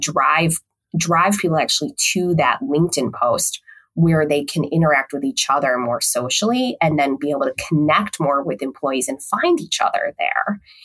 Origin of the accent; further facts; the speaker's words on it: Chicago, Illinois, United States; I eventually moved back home to Chicago